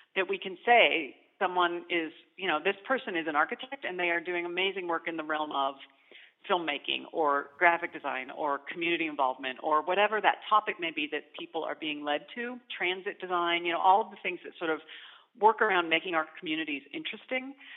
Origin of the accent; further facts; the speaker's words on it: Arizona, United States; now in Indianapolis, United States; I grew up in Arizona